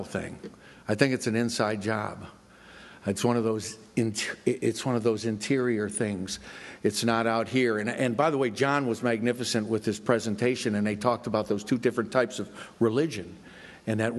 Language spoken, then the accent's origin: English; Florida, United States; I'm from Florida.